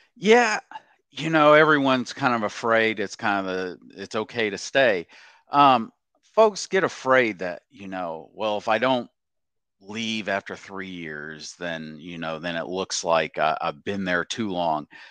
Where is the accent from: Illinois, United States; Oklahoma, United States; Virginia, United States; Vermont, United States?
Oklahoma, United States; moved away as an adult; also born or lived in Nashville / Dallas; born and raised in Oklahoma